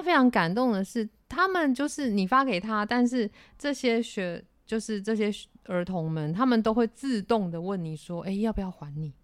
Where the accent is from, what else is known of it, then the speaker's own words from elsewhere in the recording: Yuanlin, Changhua County, Taiwan; 那其实我是彰化的孩子，就是嗯。彰化园林市的一个乡下小孩